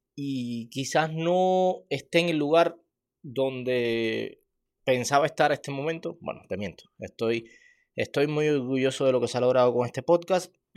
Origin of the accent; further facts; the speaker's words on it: Cuba; Yo soy cubano